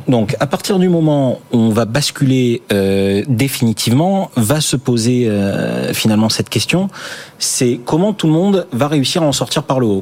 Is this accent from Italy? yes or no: no; Marseille, Provence-Alpes-Côte d'Azur, France; je suis marseillais